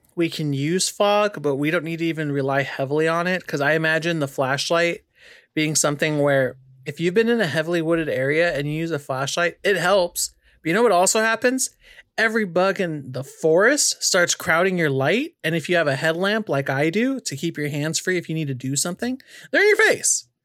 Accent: California, United States; also born or lived in Arizona; now in North Carolina, United States; being born and raised in California, then living in Arizona in the desert, and then coming to North Carolina

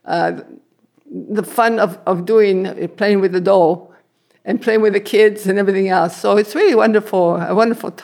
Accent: Italy; also born or lived in Sudbury, Canada; now in Canada; I come from Abrigliano in Italy. And we came in 1953 with my mother, two sisters, and a brother.

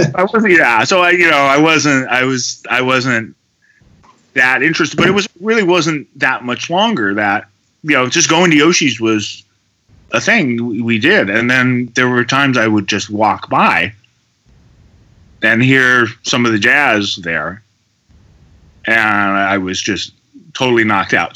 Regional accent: Berkeley, California, United States; I grew up near the Berkeley Oakland border

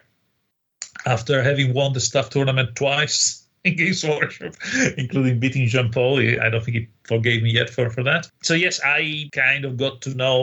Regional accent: Italy; I used to play with little HO-scale toy soldiers in Italy on the beach

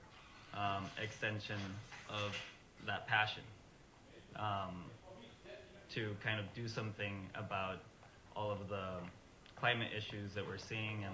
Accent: Mexico; also born or lived in Los Angeles, United States; now in Santa Cruz, United States; I was born in Mexico, lived in LA for a little bit, and around the pandemic, I was trying to find a location where I could live that had some of my values, such as art and surfing

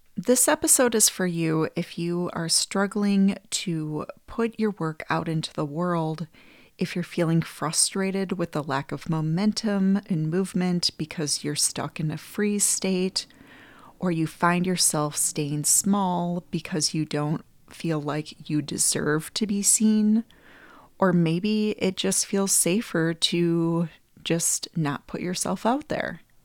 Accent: Green Bay, Wisconsin, United States; I grew up in Green Bay, Wisconsin

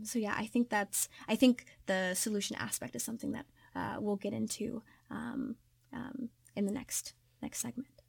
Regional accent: Kentucky, United States; I'm from Kentucky.

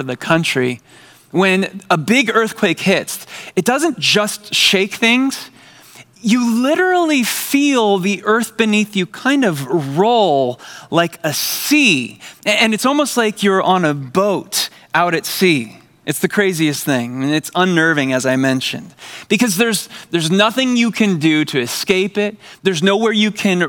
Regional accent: San Diego, California, United States; I grew up in San Diego

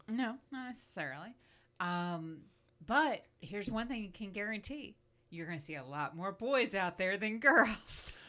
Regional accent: Florida, United States; I grew up in Florida

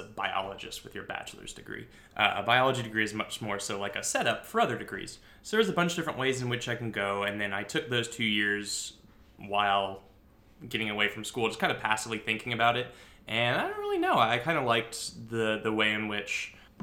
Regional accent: California, United States; moved away as an adult; I did Ophelia stuff in California. I did theater in high school

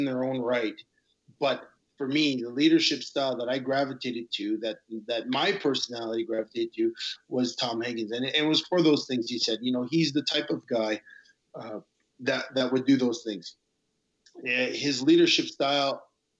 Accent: Montreal, Quebec, Canada; I grew up in Montreal and grew up in the time of referendum.

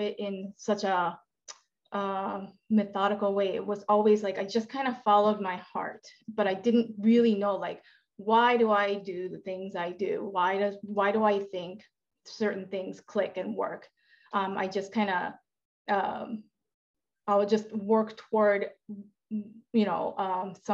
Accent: Japan; now in United States; I'm from Japan

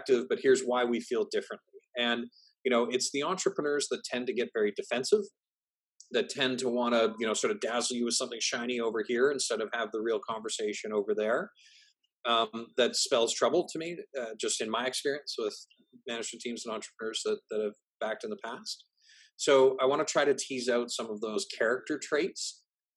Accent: Canada; I'm Canadian.

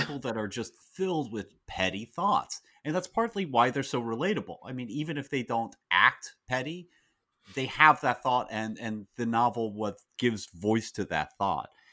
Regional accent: United States; as an American

